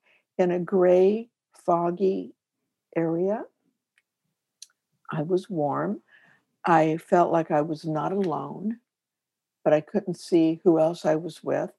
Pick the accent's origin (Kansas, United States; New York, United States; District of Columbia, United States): Kansas, United States; I'm from Kansas.